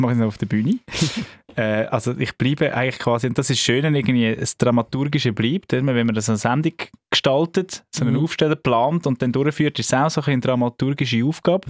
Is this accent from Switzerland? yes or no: yes; Zug, Switzerland; Radio Sunshine, das ist äh, der Zentralschweizer Sender, wo ich aufgewachsen bin, in Zug